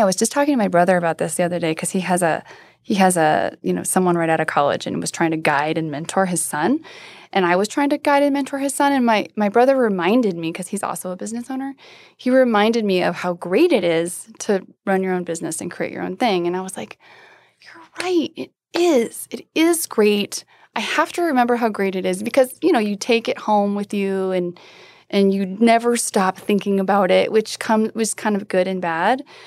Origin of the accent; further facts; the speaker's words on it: Iowa, United States; now in Denver, United States; I grew up in Iowa